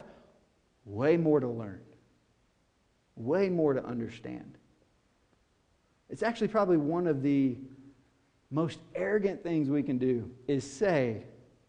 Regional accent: White House, Tennessee, United States; I'm from White House, Tennessee, rural

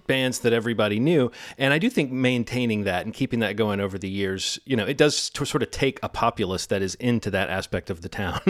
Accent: Birmingham, Alabama, United States; I grew up in Birmingham, Alabama, but you know, I was born in 1973

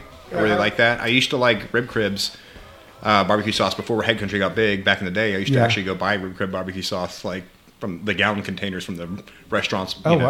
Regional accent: Oklahoma, United States; I grew up in Oklahoma

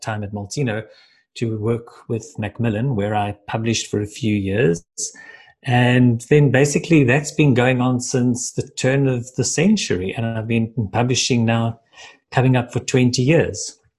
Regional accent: Johannesburg, Gauteng, South Africa; moved away as an adult; now in Cape Town, South Africa; originally from Johannesburg, but I've spent the last 10 years, it was just brought to my attention that it's 10 years in Cape Town.

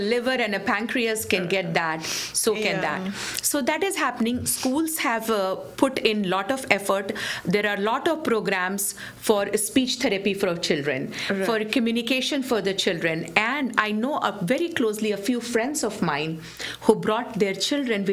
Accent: Bihar, India; now in Michigan, United States; my home state, in my home country, in India, in Bihar, in the city of Patna.

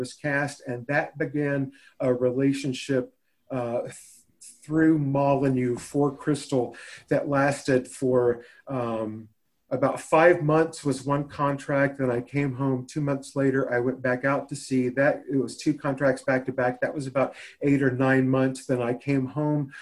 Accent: Nashville, Tennessee, United States; I was born and raised in Nashville, Tennessee, certainly landlocked

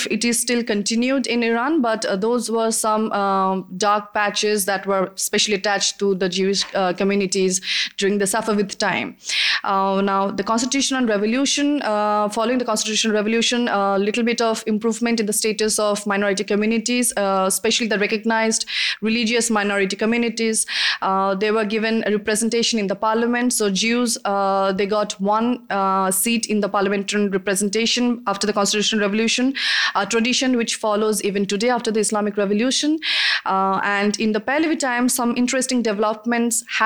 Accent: India; I'm from India

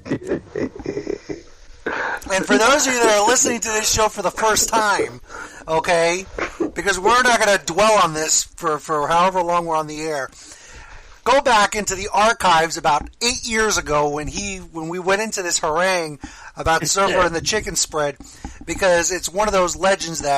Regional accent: Miami, Florida, United States; I grew up in Miami where steak sandwiches are king

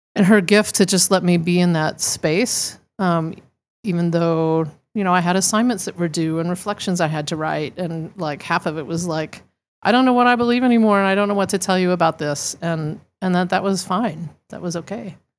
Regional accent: Arkansas, United States; being raised, uh, I'm from Arkansas originally

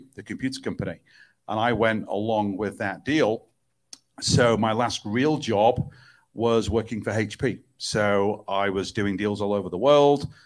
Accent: Manchester, North West England, United Kingdom; I was born in Manchester, England, where I reside quite a lot of my time

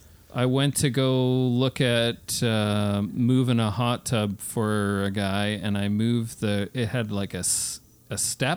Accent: Canada; We're all Canadians.

